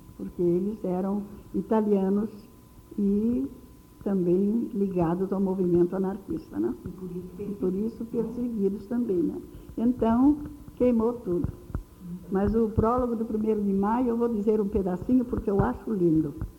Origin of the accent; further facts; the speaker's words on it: Espírito Santo do Pinhal, São Paulo, Brazil; now in Rio de Janeiro, Brazil; do Espírito Santo do Pinhal, onde eu nasci